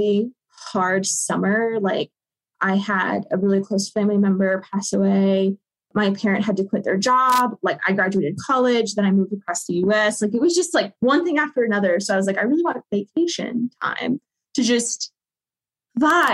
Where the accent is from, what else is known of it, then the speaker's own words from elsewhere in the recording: Southern US, United States; moved away; my hometown, which is Southern US, small town